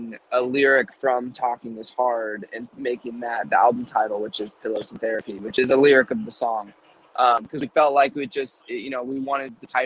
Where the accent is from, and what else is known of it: California, United States; born or raised there